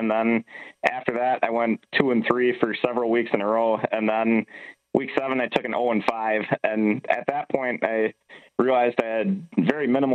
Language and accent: English; Wisconsin, United States; now in Minnesota, United States; I grew up in Wisconsin, so I'm a Packer fan